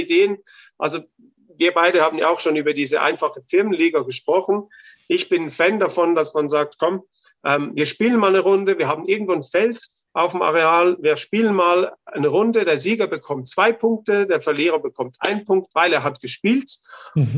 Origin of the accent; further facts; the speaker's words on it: Austria; bei uns in Österreich